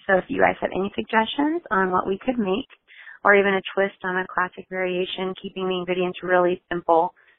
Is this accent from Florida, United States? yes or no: yes; Fort Walton Beach, Florida, United States; I am from Fort Walton Beach, Florida.